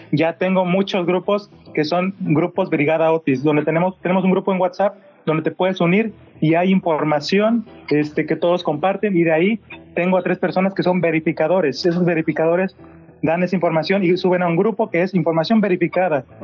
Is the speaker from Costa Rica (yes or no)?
no; Guerrero, Mexico; now in Monterrey, Mexico; Yo vivo en Monterrey y soy de Guerrero.